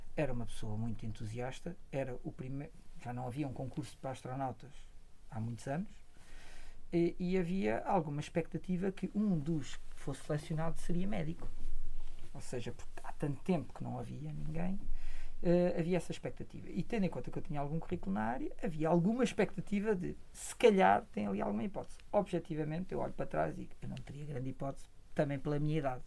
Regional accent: Coimbra, Centro, Portugal; eu cresci em Coimbra

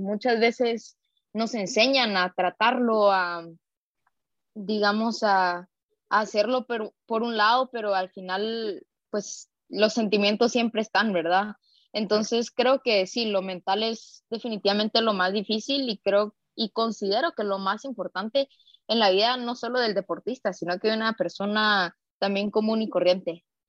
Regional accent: Guatemala City, Guatemala Department, Guatemala; soy guatemalteca, nacida acá en la capital

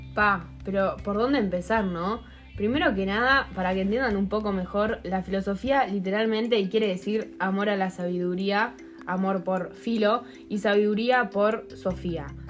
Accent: Uruguay; siendo uruguayos menores de edad que viven en el siglo XXI y van al British

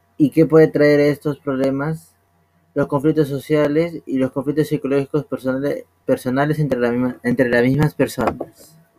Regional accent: Peru; nosotros que somos peruanos

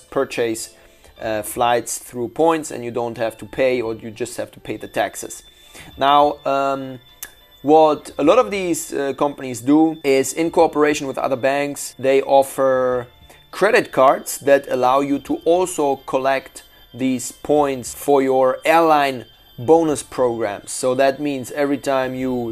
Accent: Shanghai, China; my hometown, Shanghai

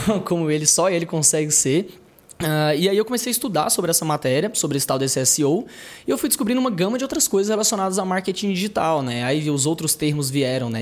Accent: interior of Tocantins, Brazil; moved away as an adult; now in Goiânia, Brazil; eu sou do interior do Tocantins, Atualmente eu moro em Goiânia, já tenho uns 6 anos de Goiânia aí

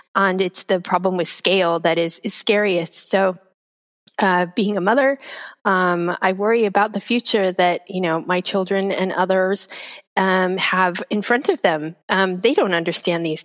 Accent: United States; moved away as an adult; now in United Kingdom; As an American who has been living in the UK now for 20 years, or 20 years, 18 years, almost 20

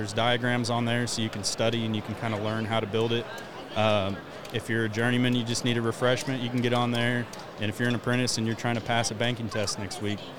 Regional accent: Dallas, Texas, United States; I'm from Dallas, born and raised. Been there my whole life. Contracted in West Texas for a little bit. Now I work for utility in Dallas.

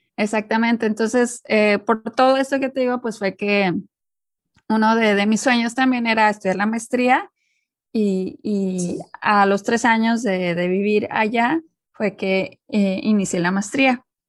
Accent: Monterrey, Nuevo León, Mexico; moved away as an adult; viviendo fuera de México ya tengo pues ahora sí que pues más de 10 años

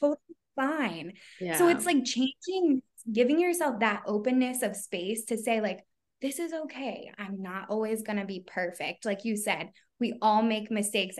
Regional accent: Philadelphia, Pennsylvania, United States; I'm from Philly. So I don't know if you guys can hear it, but like a lot of people in my area, like we don't like eloquently talk

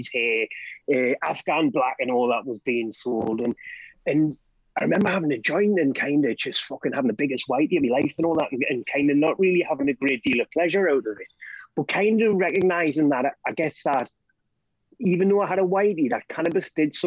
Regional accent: South Tyneside, North East England, United Kingdom; I grew up in South Tyneside.

